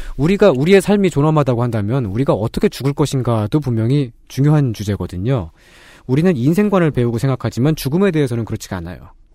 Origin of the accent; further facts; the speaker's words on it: Seoul, South Korea; 저는 상도동에서 태어났는데 달마산이라고 있습니다